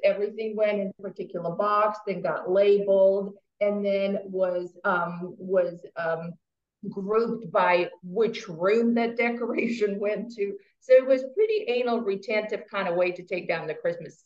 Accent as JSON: {"language": "English", "country": "Russia", "tie": "born or raised there", "moved": "yes", "said": "I was born and raised in Russia"}